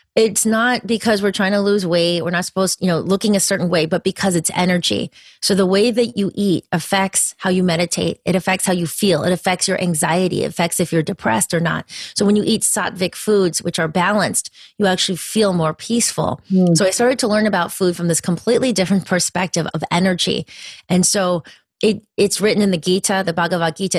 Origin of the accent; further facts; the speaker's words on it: a little town near Danbury, Connecticut, United States; i grew up in connecticut and that was that is part of the story actually i was Where? in um, a little in a little town near danbury connecticut